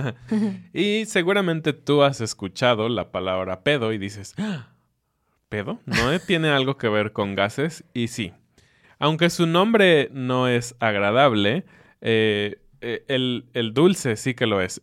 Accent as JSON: {"language": "Spanish", "region": "Mexico City", "country": "Mexico", "moved": "yes", "lives_now": "Querétaro, Mexico", "said": "Aunque digamos que somos chilangos, la verdad es que estamos muy contentos de vivir en Querétaro."}